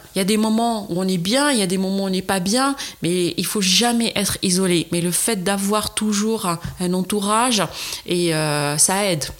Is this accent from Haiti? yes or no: no; Constantine, Constantine Province, Algeria; now in France; mon enfance à Constantine où ma grand-mère faisait de la citronnade